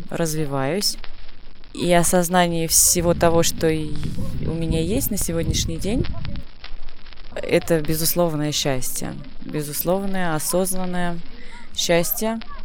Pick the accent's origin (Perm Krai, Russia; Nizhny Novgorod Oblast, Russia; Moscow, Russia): Nizhny Novgorod Oblast, Russia; Nizhny Novgorod; Я из Нижнего Новгорода